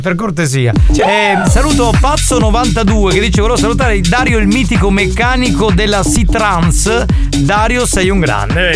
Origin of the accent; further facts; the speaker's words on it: Sicily, Italy; qui in Sicilia nevica solo in alcune zone